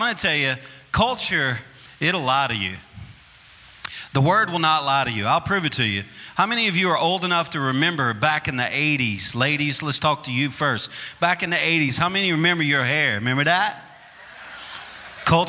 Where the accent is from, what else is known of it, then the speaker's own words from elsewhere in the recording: Louisiana, United States; I'm a Cajun, and I'm from Louisiana